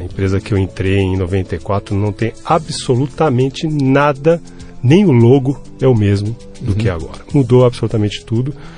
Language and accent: Portuguese; Brazil; eu sou um cidadão brasileiro que paga os impostos